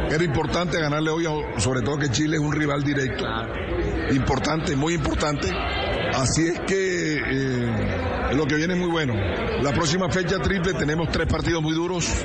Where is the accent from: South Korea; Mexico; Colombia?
Colombia; Nosotros somos colombianos.